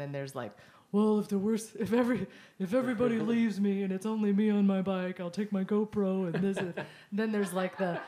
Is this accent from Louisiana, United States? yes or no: no; East Texas, United States; I'm from East Texas